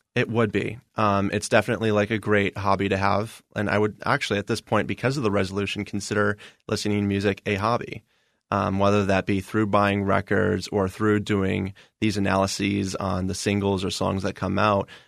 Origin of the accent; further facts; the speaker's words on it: Indiana, United States; now in Arizona, United States; I'm from Indiana technically